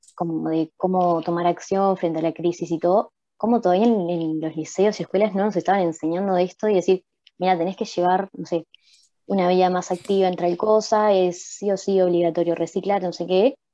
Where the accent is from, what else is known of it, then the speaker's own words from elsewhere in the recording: Uruguay; como uruguayos también somos responsables de eso